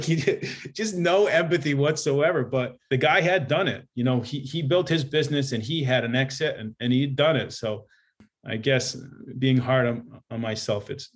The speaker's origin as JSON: {"language": "English", "region": "New Jersey", "country": "United States", "tie": "born or raised there", "moved": "yes", "lives_now": "Southern California, United States", "said": "growing up in New Jersey, I was a competitive wrestler"}